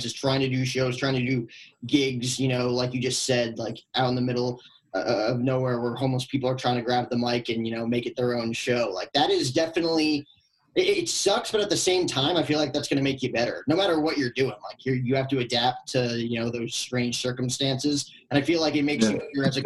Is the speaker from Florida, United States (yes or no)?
no; Fort Lee, New Jersey, United States; I grew up right outside Manhattan, Fort Lee, New Jersey